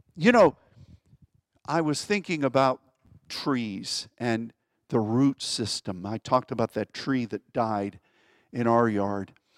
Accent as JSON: {"language": "English", "town": "Pittsburgh", "region": "Pennsylvania", "country": "United States", "tie": "born or raised there", "said": "where I grew up in Pittsburgh."}